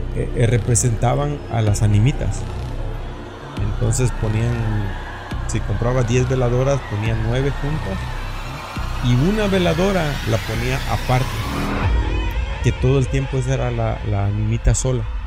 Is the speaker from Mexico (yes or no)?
yes; Mexico; also born or lived in Tabasco / Oaxaca; now in United States; estoy de Tabasco y de Oaxaca